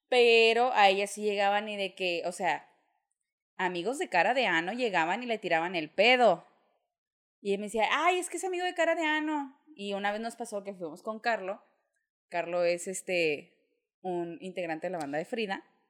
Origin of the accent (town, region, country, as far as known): Mexico; moved away